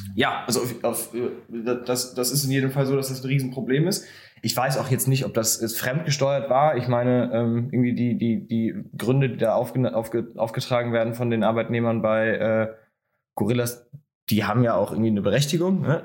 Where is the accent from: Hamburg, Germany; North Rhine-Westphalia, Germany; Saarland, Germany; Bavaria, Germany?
North Rhine-Westphalia, Germany; Bonn; in einer Stadt wie jetzt Bonn, wo ich herkomme